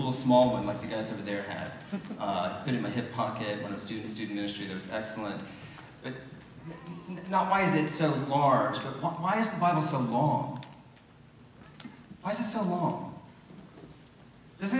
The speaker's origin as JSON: {"language": "English", "region": "Deep South", "country": "United States", "tie": "born or raised there", "moved": "yes", "said": "I didn't grow up around here. I grew up in the Deep South"}